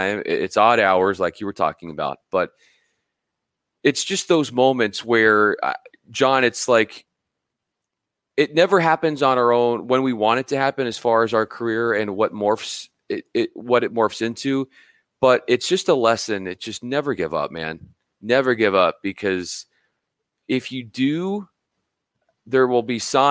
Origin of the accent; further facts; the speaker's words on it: Los Angeles, California, United States; also born or lived in Spokane, Washington / Memphis, Tennessee; I came out here to LA where I'm from. I'm from Southern California